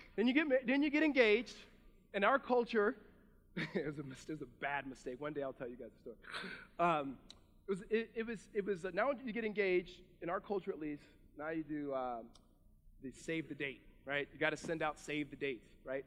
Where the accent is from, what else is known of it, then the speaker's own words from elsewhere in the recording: Southern California, United States; I'm from Southern California